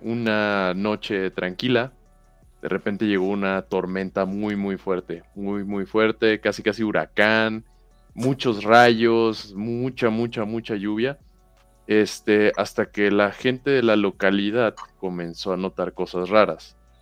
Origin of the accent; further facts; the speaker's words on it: Villahermosa, Tabasco, Mexico; Yo soy de Villahermosa, ah. Tabasco